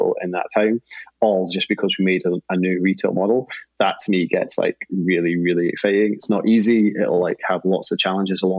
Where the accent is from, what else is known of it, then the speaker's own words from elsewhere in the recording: Scotland, United Kingdom; I'm Scottish